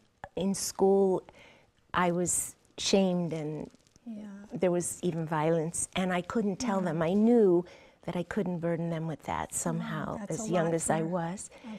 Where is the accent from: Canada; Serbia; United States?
United States; New York; born there; I grew up on a chicken farm, although I was born in New York, shortly after my parents immigrated to the United States.